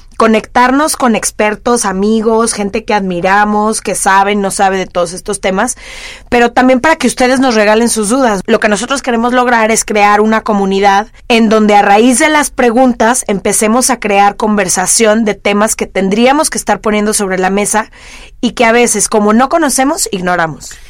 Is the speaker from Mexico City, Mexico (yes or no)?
no; Guadalajara, Jalisco, Mexico; nací y crecí en Guadalajara